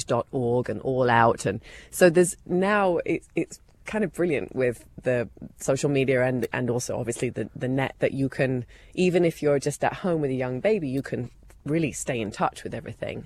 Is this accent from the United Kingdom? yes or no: yes; England, United Kingdom; moved away as an adult; now in United States; I'm still very British. I mean, I would never call myself American, not for any derogatory reason, just because I'm really English